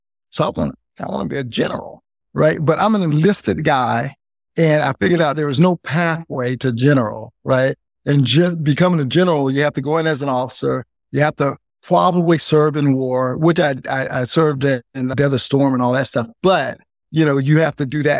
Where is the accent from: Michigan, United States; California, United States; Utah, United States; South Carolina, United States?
South Carolina, United States; moved away; also born or lived in San Francisco; we moved from South Carolina and moved to San Francisco